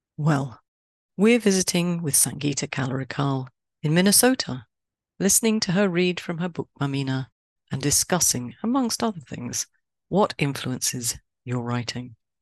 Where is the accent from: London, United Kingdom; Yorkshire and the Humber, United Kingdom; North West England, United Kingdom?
London, United Kingdom; I am a Londoner